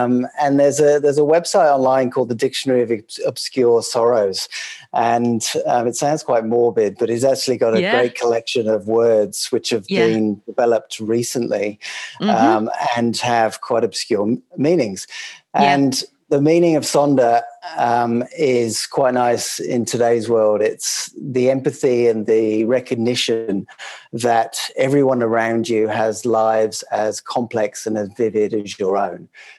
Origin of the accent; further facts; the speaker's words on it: England, United Kingdom; moved away as an adult; now in Sydney, Australia; That's right. Yes, I'm English. Worked in global advertising agencies out of London, always in a kind of pan-European or a global sense, managing global clients. And then moved to Sydney, and we set up camp here